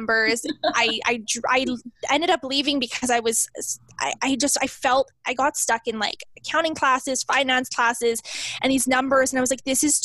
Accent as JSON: {"language": "English", "region": "Southern Saskatchewan", "country": "Canada", "said": "I'm from Southern Saskatchewan, Canada."}